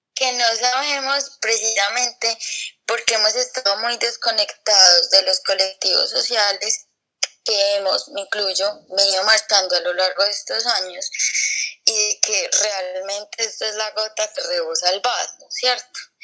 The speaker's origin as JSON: {"language": "Spanish", "country": "Colombia", "said": "nuestra historia como, colombianos"}